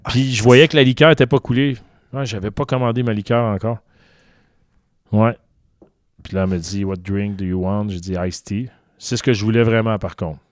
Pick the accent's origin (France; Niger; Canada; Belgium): Canada; Montreal, Quebec; je viens de Montréal